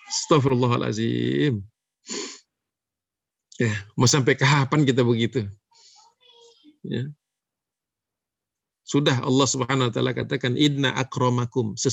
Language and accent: Indonesian; Java, Indonesia; Dia lupa ya saya orang Jawa.